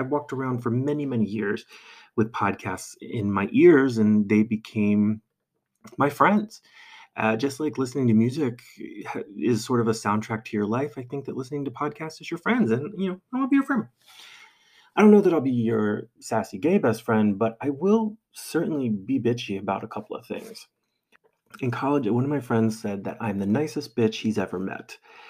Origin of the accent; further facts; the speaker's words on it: New Jersey, United States; accent: New Jersey; I don't know if this is me avoiding my New Jersey accent and also Chicago accent or also my comedy training.